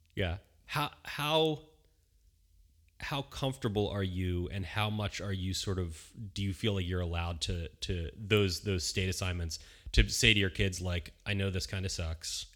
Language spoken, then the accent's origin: English; Bucks County, Philadelphia, Pennsylvania, United States; now in Southern California, United States; we lived in Bucks County, Pennsylvania, uh, which is right outside of Philadelphia